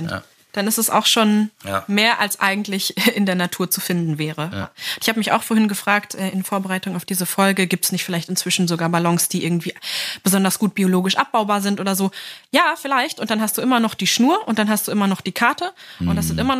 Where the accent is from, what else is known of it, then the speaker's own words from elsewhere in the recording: Lower Saxony, Germany; Niedersachsen, ja, wo ich herkomme.